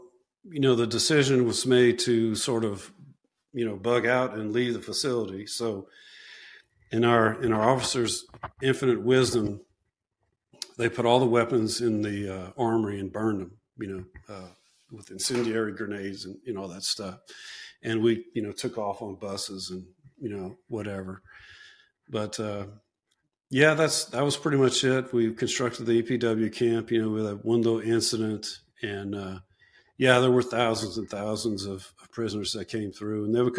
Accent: Chicago, Illinois, United States; It's like, man, I'm from Chicago, you know?

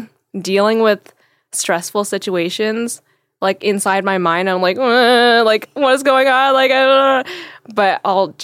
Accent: Vancouver, British Columbia, Canada; I'm from Vancouver, so I don't have that accent.

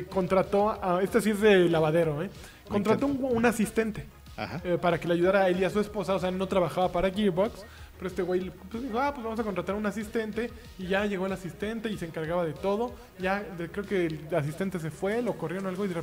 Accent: Mexico; ah, yo también soy de esos. Como mexicano.

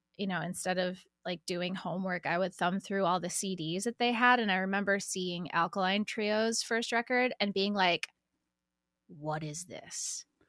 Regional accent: Syracuse, New York, United States; moved away as an adult; also born or lived in Fredonia, New York / California / Nashville; now in Philadelphia, United States; I'm from Syracuse. I stayed there until I went to college at Fredonia State

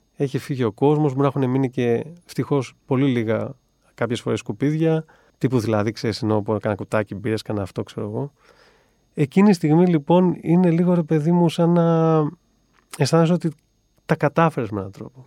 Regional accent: Agrinio, Western Greece, Greece; moved away as an adult; also born or lived in Italy; φύγαμε από τα Γρήνια με του γονεί μου

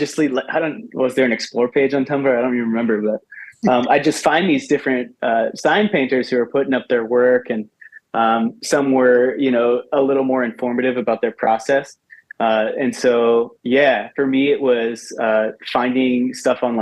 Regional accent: Ellicott City, Maryland, United States; I grew up out in Ellicott City in Howard County

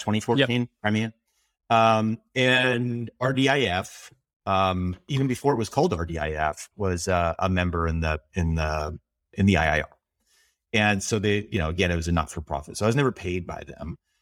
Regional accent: Canada; as a Canadian, my Canadian passport can get me into Iran

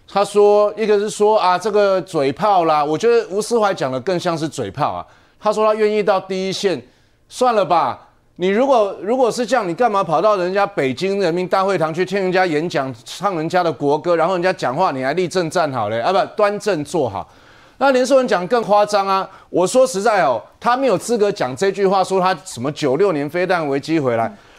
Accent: Taiwan; 你赵康不是整天在挑衅我们台湾人吗？

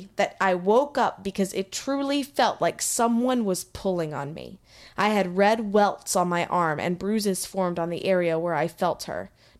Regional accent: Texas, United States; being from Texas as well

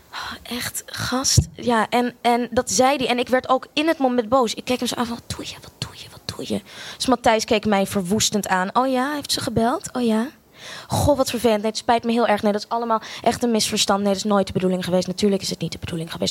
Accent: Australia; moved away; also born or lived in Amsterdam, Netherlands; Ik eh, ben eh, geboren in Amsterdam. Sorry, ik ben een heel groot deel van mijn leven opgegroeid ook in Australië

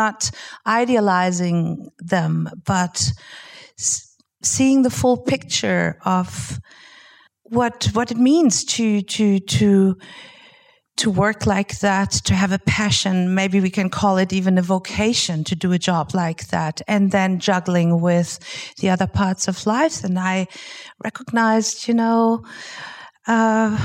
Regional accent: Germany; I'm from Germany.

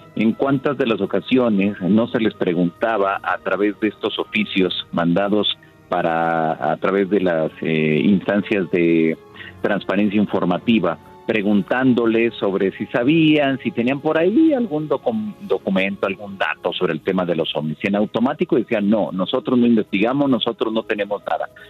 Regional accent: Mexico

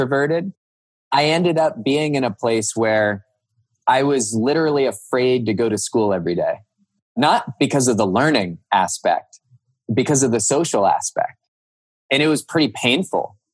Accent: Cupertino, California, United States; moved away as an adult; also born or lived in Northern Virginia; now in Hudson, United States; I grew up in Cupertino, California.

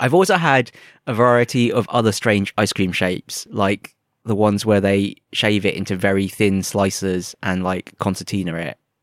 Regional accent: England, United Kingdom; first language English; moved away; I'm from England

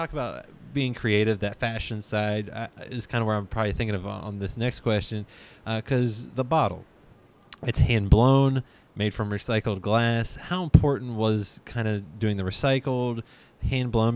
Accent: West Virginia, United States; I grew up in West Virginia

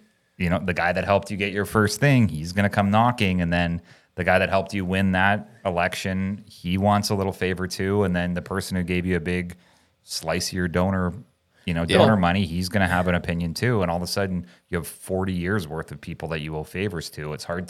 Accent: Canada; moved away; Oh, I'm from Canada.

